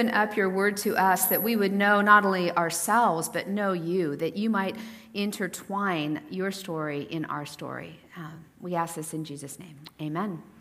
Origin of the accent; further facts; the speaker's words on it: Snohomish, Washington, United States; now in Kirkland, United States; I grew up in Snohomish, and now I live in Kirkland.